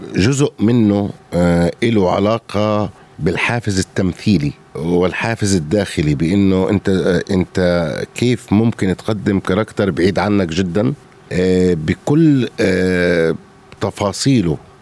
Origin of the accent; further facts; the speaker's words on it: Jordan; انا اردني غوراني